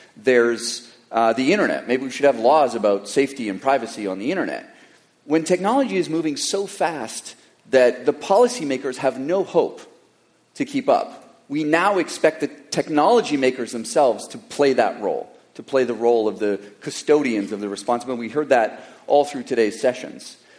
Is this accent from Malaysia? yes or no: no; Canada; now in Silicon Valley, United States; I was born in Canada